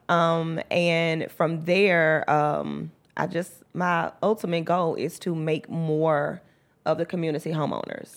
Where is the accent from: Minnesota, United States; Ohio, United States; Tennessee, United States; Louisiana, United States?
Tennessee, United States; Memphis; also born or lived in West Palm Beach, Florida; I was raised in the mound. I went to Mount Schools